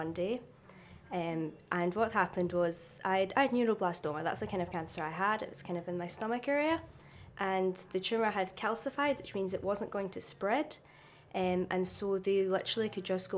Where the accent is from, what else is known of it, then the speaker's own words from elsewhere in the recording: Renfrew, Scotland, United Kingdom; I'm from Renfrew, which is about 10 miles west of Glasgow. So I was brought up in a Christian home